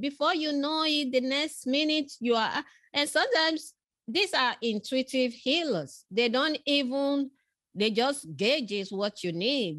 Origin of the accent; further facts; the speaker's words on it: Nigeria; moved away; I was born in West Africa, in Nigeria